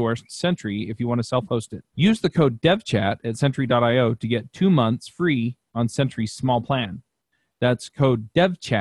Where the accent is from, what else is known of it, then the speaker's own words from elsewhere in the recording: Utah, United States; I grew up here in Utah